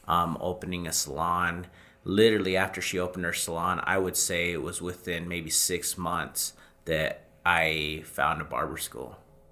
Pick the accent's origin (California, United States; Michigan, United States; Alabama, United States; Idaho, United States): Idaho, United States; Rexburg; I'm from Rexburg.